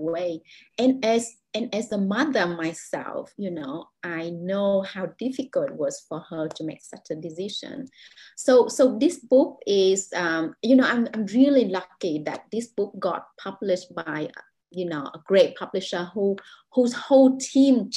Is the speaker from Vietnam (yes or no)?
yes; Vietnam; English is a second language; moved away as an adult; now in Jakarta, Indonesia; the reality that I experienced growing up in Vietnam